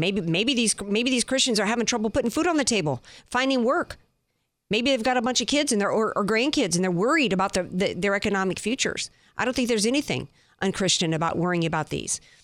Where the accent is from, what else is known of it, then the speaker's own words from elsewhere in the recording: the Bible Belt, United States; I grew up in the Bible Belt